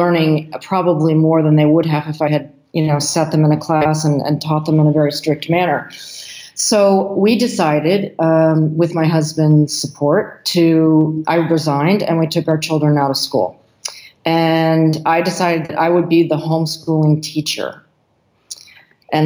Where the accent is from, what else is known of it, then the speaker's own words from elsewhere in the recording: United States; moved away; also born or lived in Senegal; My husband is French and I'm American